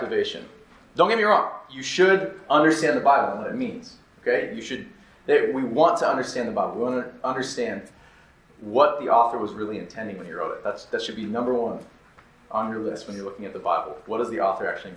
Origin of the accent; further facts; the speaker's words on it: Wyoming, United States; moved away; also born or lived in Minnesota; I grew up in the state of Wyoming, and so I grew up near the Rockies